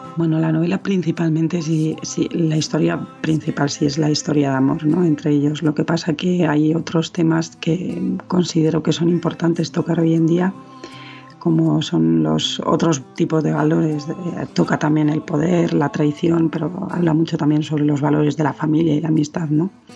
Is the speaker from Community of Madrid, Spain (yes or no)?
yes; Madrid, Community of Madrid, Spain; madrileña, nací en Madrid, en España